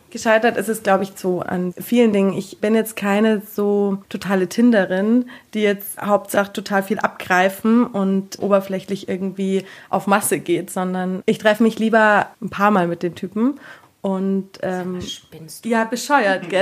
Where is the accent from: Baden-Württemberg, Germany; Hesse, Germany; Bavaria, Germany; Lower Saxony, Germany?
Bavaria, Germany; Taufkirchen; Ich bin 27 und komme aus Taufkirchen bei München.